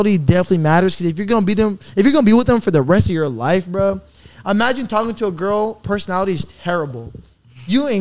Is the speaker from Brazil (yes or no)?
yes; Brazil; I'm from Brazil.